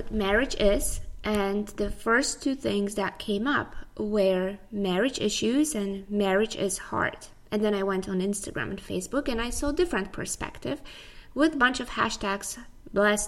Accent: Poland; moved away as an adult; also born or lived in United States; now in Tampa, United States; I was born in Poland. I came to the U.S. about 11 years ago.

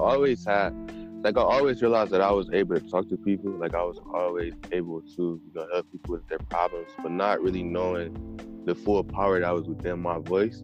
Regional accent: Cleveland, Ohio, United States; I'm from Cleveland, Ohio

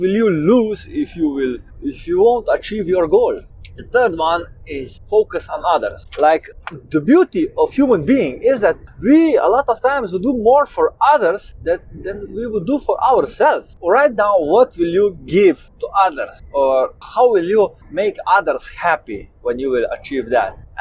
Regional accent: Slovenia; I'm 27 years old and I come from Slovenia.

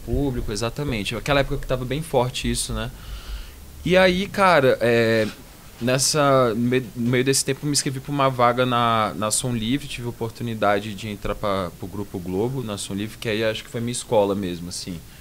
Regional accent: Brasília, Federal District, Brazil; moved away as an adult; also born or lived in Rio de Janeiro / São Paulo; vamos voltar para Brasília

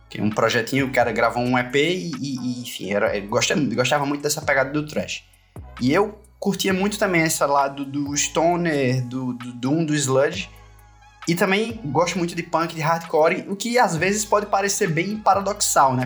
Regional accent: Pernambuco, Brazil; now in Paraíba, Brazil; eu sou pernambucano, apesar da banda ser paraibana, e eu moro na Paraíba há muito, muito tempo, desde 2001, na verdade, mas eu nasci em Pernambuco

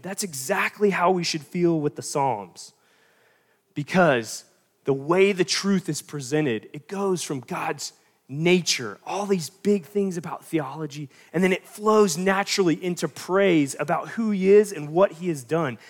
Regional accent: North Carolina, United States; I'm from North Carolina

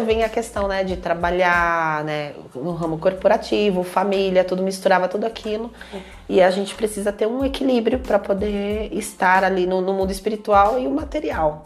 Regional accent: Brazil; sou brasileira, tenho descendência indígena

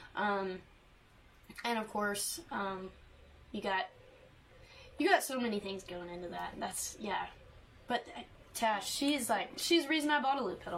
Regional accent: Canton, Texas, United States; growing up in East Texas

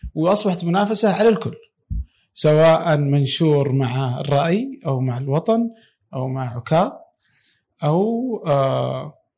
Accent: Saudi Arabia; عندنا في السعوديه

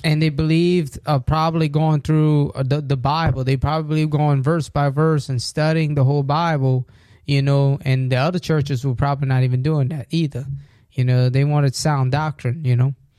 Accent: United States; we're American

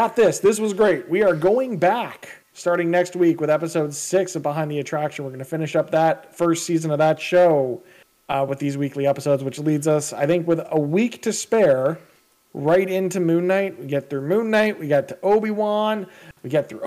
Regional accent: Canada; as a Canadian

